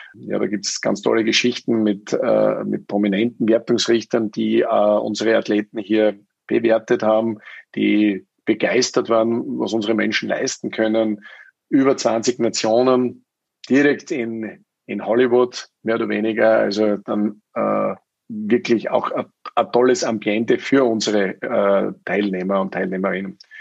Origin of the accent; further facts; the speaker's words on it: Styria, Austria; also born or lived in United States; mit 18 macht man ja bei uns in Österreich die Matura